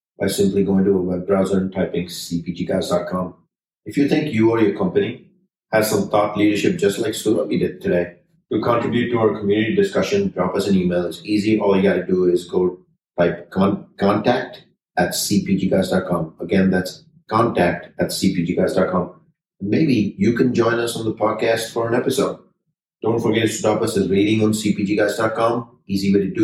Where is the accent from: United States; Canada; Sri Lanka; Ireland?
Sri Lanka; I'm Sri Lankan